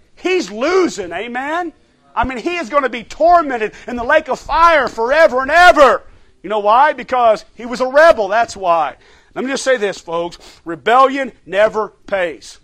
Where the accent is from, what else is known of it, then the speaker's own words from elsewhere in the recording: United States; as American Christians